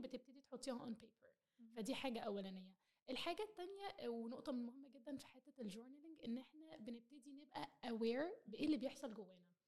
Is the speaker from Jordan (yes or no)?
no; Egypt; بما اننا مصريين